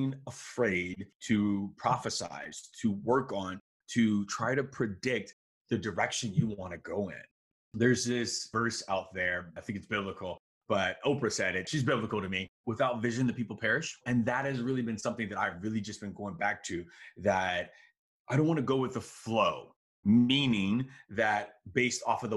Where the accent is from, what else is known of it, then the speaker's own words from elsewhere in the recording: Miami, Florida, United States; also born or lived in Chicago; I grew up in Miami, but I was born in Chicago and all my family's there.